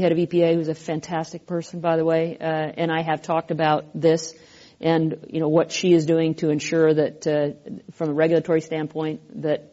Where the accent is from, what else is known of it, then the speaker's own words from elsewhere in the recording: Pacific Northwest, home state of Washington, United States; I come from the Pacific Northwest